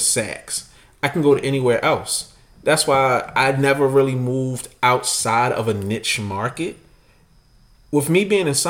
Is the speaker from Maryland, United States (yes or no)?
yes; Baltimore, Maryland, United States; As a black man growing up in Baltimore